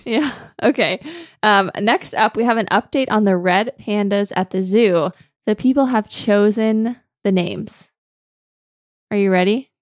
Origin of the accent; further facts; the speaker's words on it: Georgia, United States; now in Greenville, United States; I grew up in Georgia